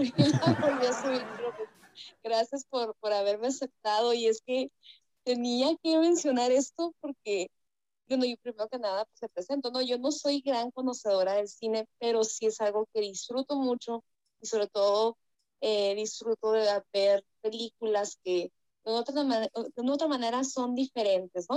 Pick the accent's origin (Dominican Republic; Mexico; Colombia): Mexico; also born or lived in Sonora, Mexico; Yo vivo aquí en, el país de, México, bueno, creo que todos aquí somos de México y yo vivo en el, en el norte, vivo en el estado de Sonora